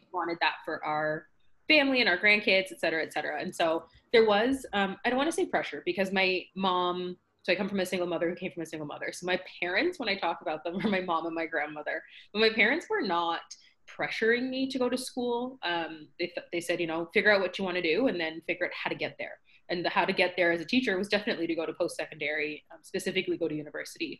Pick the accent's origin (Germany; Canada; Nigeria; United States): Canada; Scarborough, Ontario; So I'm from Scarborough, Ontario, Canada